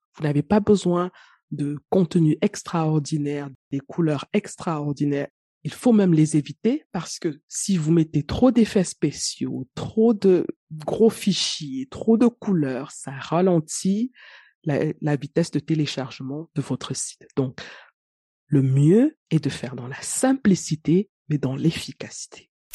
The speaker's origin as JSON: {"language": "French", "country": "Cameroon", "said": "chez moi au Cameroun"}